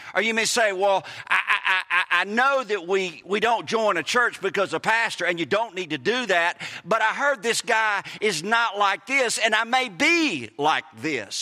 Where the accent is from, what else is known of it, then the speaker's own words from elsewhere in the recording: Mississippi, United States; We're from Mississippi.